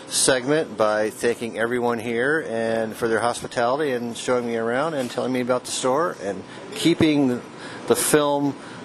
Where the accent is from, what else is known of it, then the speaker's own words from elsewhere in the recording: Ann Arbor, Michigan, United States; now in Portland, United States; I'm from Ann Arbor, and which was home of Argus.